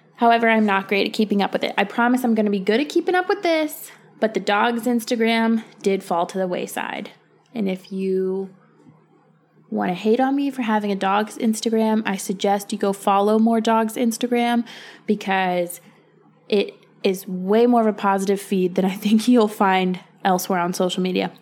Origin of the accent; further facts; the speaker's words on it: Virginia, United States; moved away as an adult; I moved back to Virginia about a year and a half ago. Um, I grew up in Virginia. I was born and raised.